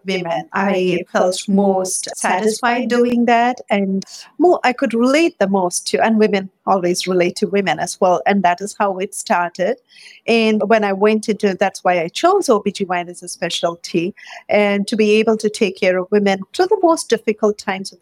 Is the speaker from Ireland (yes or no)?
no; India; moved away as an adult; also born or lived in Michigan; now in Bay Area, United States; I grew up in India